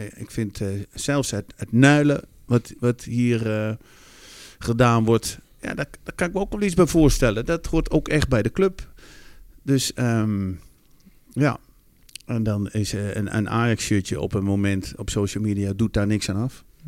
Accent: Netherlands; als Nederlander

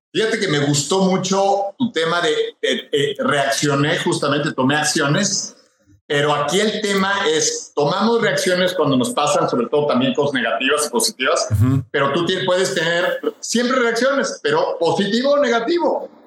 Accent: Monterrey, Nuevo León, Mexico; also born or lived in Mexico City; Yo me hice, me creé, estudié en Monterrey.

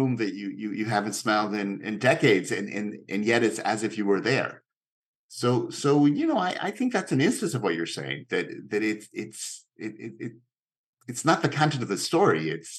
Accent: Mexico City, Mexico; English is a second language; Very similar. Very, very. I mean, so similar that it's hard to see that film as anything other than biographical

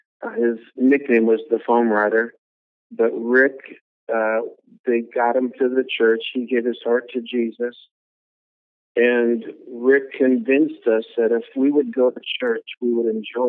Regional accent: Cook, Minnesota, United States; born there; Well, I was born in Minnesota. It's a little town in what's called the Iron Range of Minnesota, way up north, about 30 minutes from Canada, up in that little Arrowhead area, a little tiny town called Cook, Minnesota.

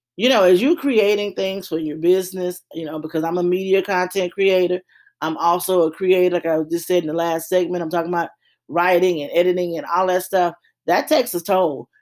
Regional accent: Louisiana, United States; I'm from Louisiana projects.

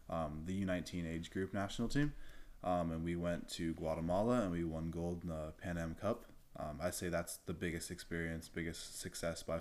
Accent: Virginia Beach, Virginia, United States; I'm 17, I'm from Virginia Beach

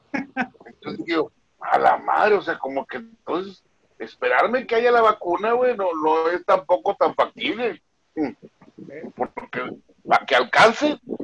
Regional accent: Mexico; somos mexicanos

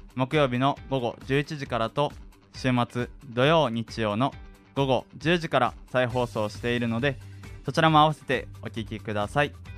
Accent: Osaka, Japan; 俺も大阪やから学校は雨の日とかは特に嫌かも

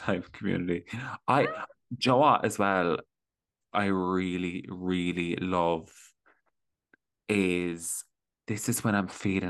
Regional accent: Ireland; We're all struggling as young Irish people in this corrupt system.

